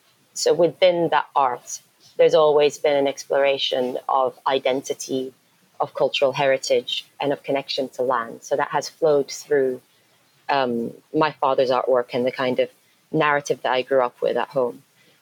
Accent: Morocco; also born or lived in United Kingdom / Yemen; So I was born in England, born in Surrey, moved to Morocco. So my childhood was in Morocco for 10 years and then in Yemen.

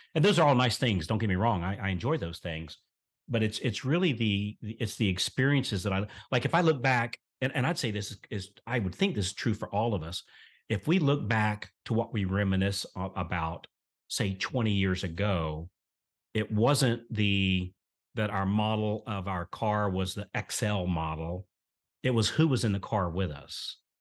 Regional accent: central Florida, United States; I was born here in the South in a very, very, very small, very rural town, uh, here in central Florida. And so we grew up on collards

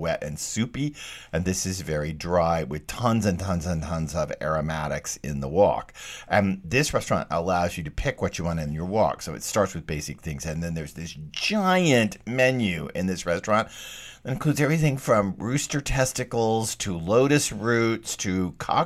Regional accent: Texas, United States; moved away; I grew up in Texas. I grew up eating bullfrog legs

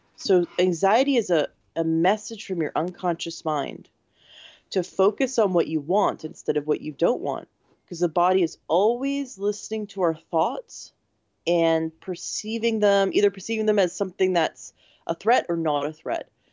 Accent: Canada; now in United States; I'm from Canada originally, but I live in the States.

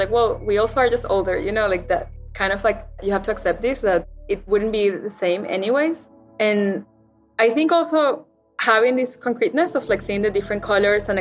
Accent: Caracas, Capital District, Venezuela; moved away; in Caracas, where I grew up

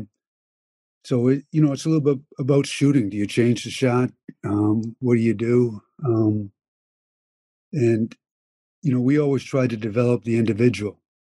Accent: Penticton, British Columbia, Canada; moved away as an adult; also born or lived in Finland; growing up in Penticton

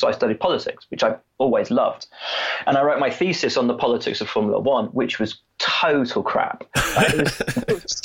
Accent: Worcestershire, West Midlands, United Kingdom; I grew up in Worcestershire

